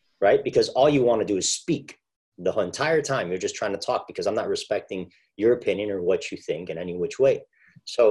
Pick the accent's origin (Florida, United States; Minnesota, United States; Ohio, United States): Florida, United States; Miami; I grew up in Miami